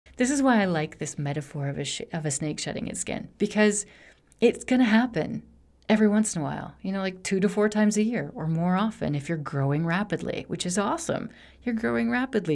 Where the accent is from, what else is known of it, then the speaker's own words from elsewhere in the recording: Rocky Mountains in Wyoming, United States; moved away as an adult; now in Barcelona, Spain; I grew up in the Rocky Mountains in Wyoming